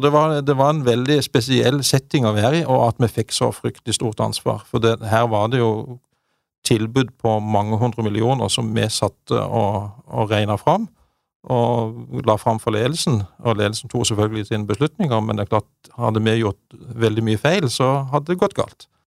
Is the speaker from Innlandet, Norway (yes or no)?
no; Bjelland, Agder, Norway; født og oppvokst i Marendal i, i Vest-Agder. I Bjelland. Lita bygd der.